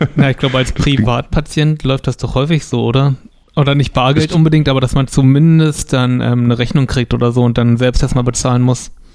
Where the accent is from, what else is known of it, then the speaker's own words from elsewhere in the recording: near Potsdam, Brandenburg, Germany; aus der Nähe von Potsdam. Also ah. sechs Kilometer entfernt davon ein Ort.